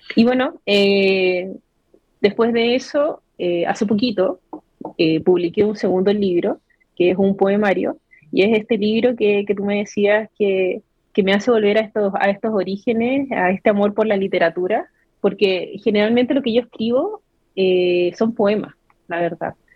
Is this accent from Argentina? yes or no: no; Iquique, Tarapacá, Chile; soy nacida y criada acá en Iquique